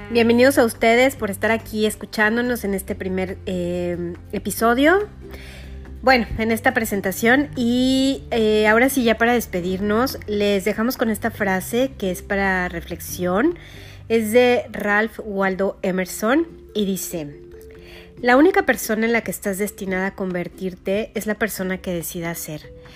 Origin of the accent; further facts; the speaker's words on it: Mexico City, Mexico; soy de la Ciudad de México